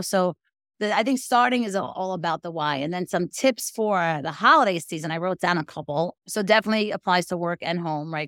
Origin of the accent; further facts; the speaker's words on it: New York City, New York, United States; I'm from Brooklyn, New York